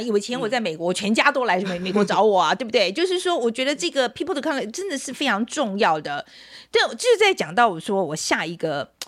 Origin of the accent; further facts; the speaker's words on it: Taiwan; 我们台湾人不是很喜欢赚钱吗